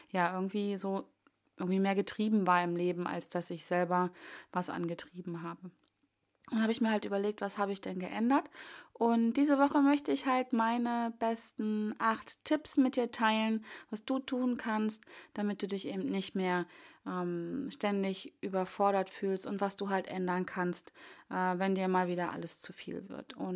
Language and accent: German; Hanover, Lower Saxony, Germany; Wobei ich denke, ich komme ja aus Hannover und ähm, die Strecke von Hannover nach Bonn war relativ frei.